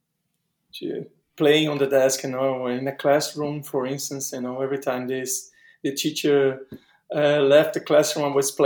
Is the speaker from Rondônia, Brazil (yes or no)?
no; Recife, Pernambuco, Brazil; English is a second language; moved away as an adult; now in São Paulo, Brazil; the neighborhood I used to live in Recife